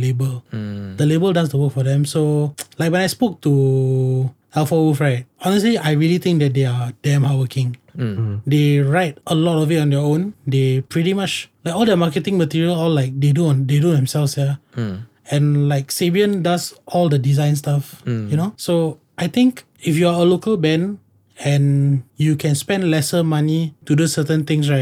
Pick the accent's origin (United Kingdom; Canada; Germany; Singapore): Singapore; we are a band from Singapore